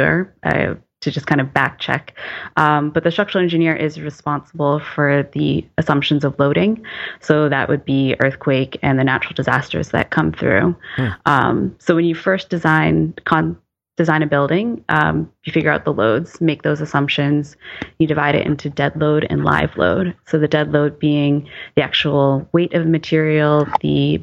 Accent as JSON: {"language": "English", "region": "East Coast", "country": "United States", "moved": "yes", "said": "I'm from the East Coast, where our big loading was snow"}